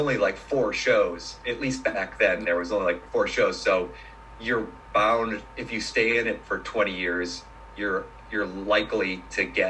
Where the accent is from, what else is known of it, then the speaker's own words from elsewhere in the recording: Ohio, United States; moved away; also born or lived in New York / Los Angeles; I grew up in Ohio